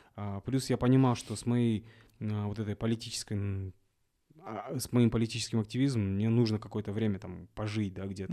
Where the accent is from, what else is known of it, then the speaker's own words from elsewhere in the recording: Kazakhstan; Я говорю, из Казахстана